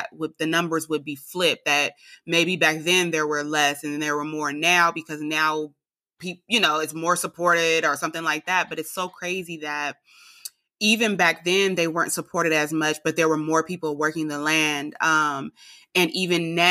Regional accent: California, United States; also born or lived in Alabama; now in Georgia, United States; I'm from California

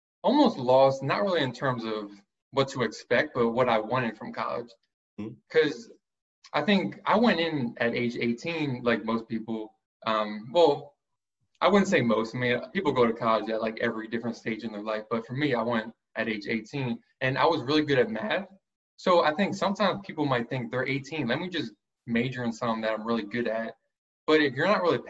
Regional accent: Mount Laurel, New Jersey, United States; also born or lived in Philadelphia area, Pennsylvania; So I was born outside of Philly, but I grew up in Mount Laurel, New Jersey

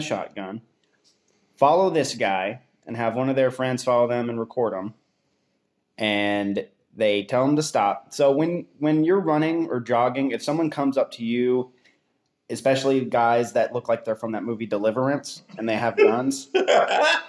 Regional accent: Texas, United States; I'm from Texas. I was homeschooled.

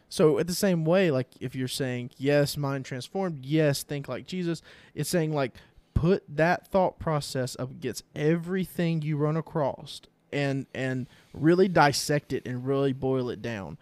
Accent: United States; as American Christians

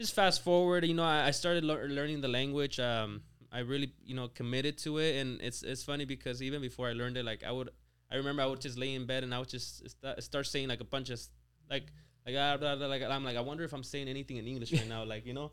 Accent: small town near Lake Tahoe, California, United States; moved away as an adult; also born or lived in Mexico; now in Rancho Cucamonga, United States; my hometown was, what, like, like four hundred people.

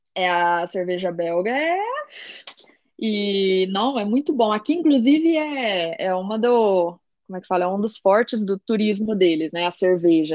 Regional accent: Brazil; moved away as an adult; now in Belgium; eu vinha do Brasil

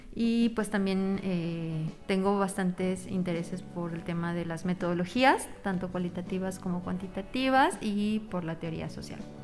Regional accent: Mexico; yo mexicana en, Argentina

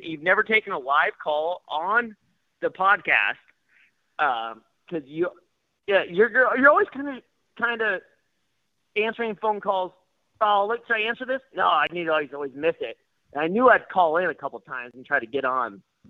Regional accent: Spokane, Washington, United States; born or raised there

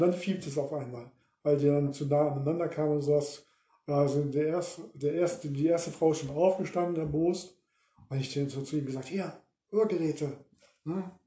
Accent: Ruhr area, North Rhine-Westphalia, Germany; wir kommen aus dem Ruhrgebiet

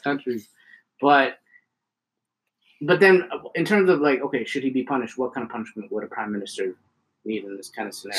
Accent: Ontario, Canada; now in Alberta, Canada; Living, growing up in Ontario and then moving to Alberta

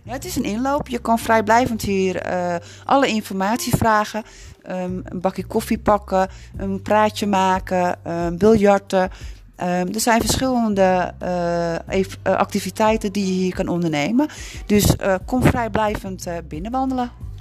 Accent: Amsterdam, North Holland, Netherlands; moved away as an adult; now in Broek op Langedijk, Netherlands; Ik ben in Amsterdam ben ik opgegroeid

